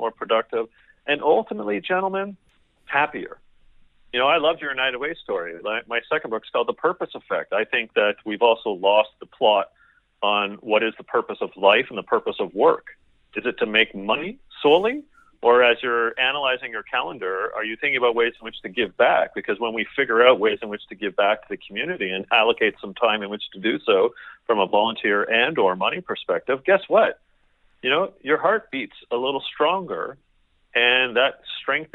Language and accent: English; Canada; I'm Canadian.